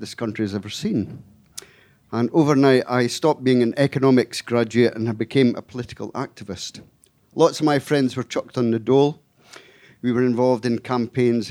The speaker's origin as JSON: {"language": "English", "region": "Scotland", "country": "United Kingdom", "said": "I come from Scotland"}